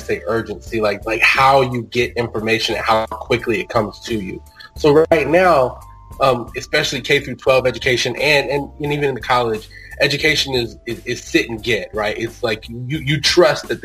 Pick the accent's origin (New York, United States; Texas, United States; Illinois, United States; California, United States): Texas, United States; Houston; I love being from Houston. Like, that's where I'm from